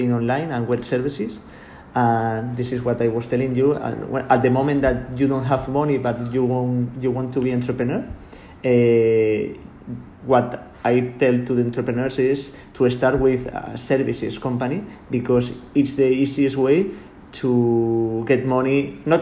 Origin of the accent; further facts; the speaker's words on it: Sant Sadurní d'Anoia, Catalonia, Spain; English is a second language; I am from San Sadurní. This is because I said I am from San Sadurní.